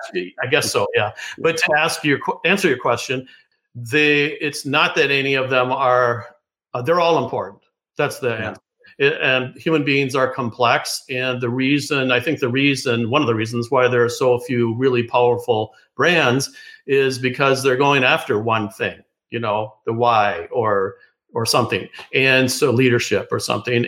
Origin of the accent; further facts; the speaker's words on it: Oceanside, California, United States; moved away; also born or lived in Minnesota / New York; I was born in Oceanside, California